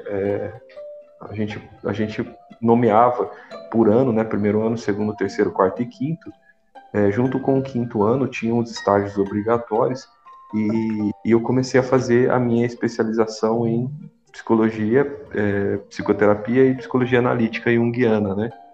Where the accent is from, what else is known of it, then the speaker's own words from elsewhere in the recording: Lins, São Paulo, Brazil; moved away as an adult; also born or lived in Marília / Vale do Jauru, Mato Grosso; Lins, que é a minha cidade natal, interior de São Paulo.